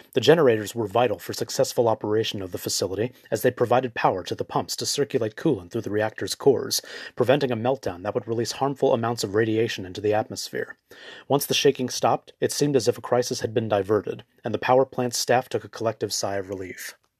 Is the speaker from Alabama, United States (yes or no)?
no; Los Angeles, California, United States; Having been born and raised in Los Angeles